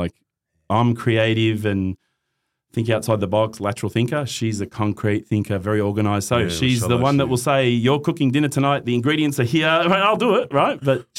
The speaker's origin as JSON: {"language": "English", "town": "Christchurch", "region": "Canterbury", "country": "New Zealand", "tie": "born there", "said": "born in New Zealand, right? Born in Christchurch."}